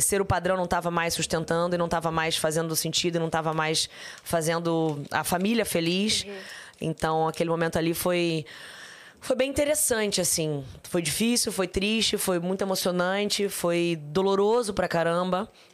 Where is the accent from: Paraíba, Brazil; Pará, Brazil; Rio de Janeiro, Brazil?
Rio de Janeiro, Brazil; also born or lived in Barra da Tijuca, Rio de Janeiro; Eu nasci em Jacarepaguá, no Rio de Janeiro. Morei lá até meus 12 anos